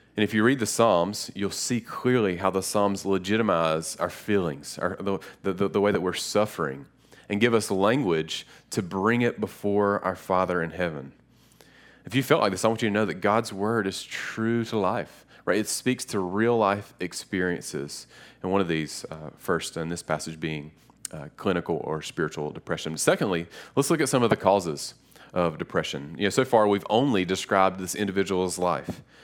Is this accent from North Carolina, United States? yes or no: yes; Lenoir, North Carolina, United States; I'm from a little city called Lenore, uh, it's r, right near Boone and Hickory, and, um, growing up, Lenore taught me a lot.